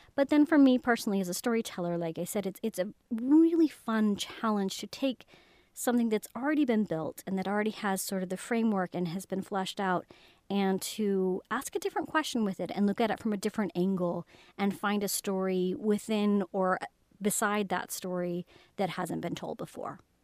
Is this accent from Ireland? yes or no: no; Highland, Utah, United States; I was brought up in Highland, Utah. It's kind of like a suburb of Salt Lake.